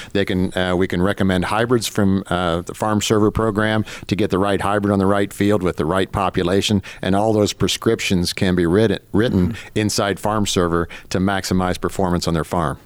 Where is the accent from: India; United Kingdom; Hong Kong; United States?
United States; Northwest Ohio; moved away; up in Northwest Ohio, so on a very small grain farm.